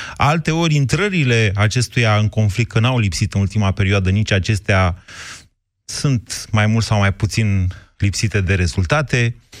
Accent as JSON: {"language": "Romanian", "region": "Oltenia", "country": "Romania", "said": "sunt oltean"}